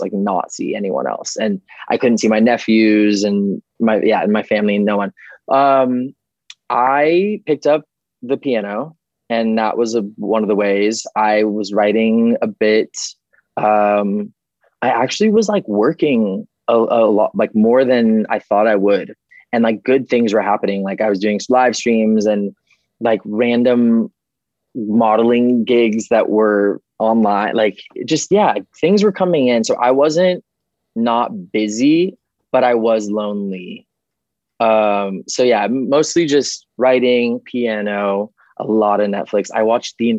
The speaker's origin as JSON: {"language": "English", "town": "Calabasas", "region": "California", "country": "United States", "tie": "born or raised there", "said": "I grew up in Calabasas"}